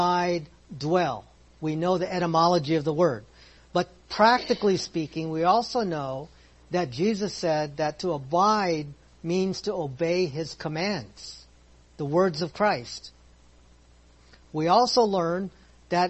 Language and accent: English; Philippines; I'm Filipino